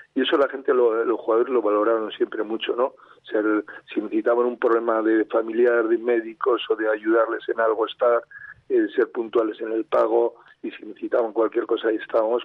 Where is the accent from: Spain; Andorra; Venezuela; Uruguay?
Spain; Miranda de Ebro, Castile and León; Yo soy nacido en Miranda, le sigo mucho al Mirandés